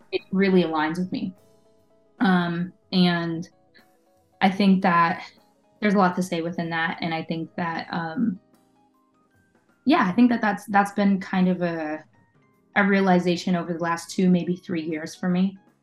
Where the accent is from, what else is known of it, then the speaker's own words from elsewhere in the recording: Oakdale, United States; also born or lived in Staten Island, New York City; very shortly after me being born, they moved um, to Oakdale. Um, so that's where I grew up.